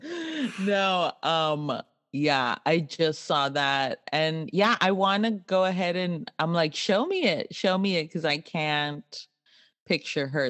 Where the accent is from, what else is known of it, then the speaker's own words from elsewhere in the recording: Laredo, Texas, United States; we grew up in Laredo on the mm. border